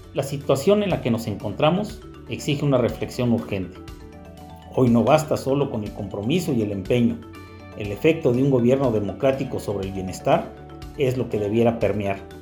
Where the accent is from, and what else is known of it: Mexico